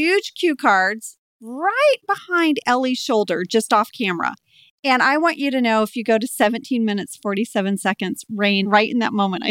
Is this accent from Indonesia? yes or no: yes; Jakarta, Indonesia; You guys know I grew up in Jakarta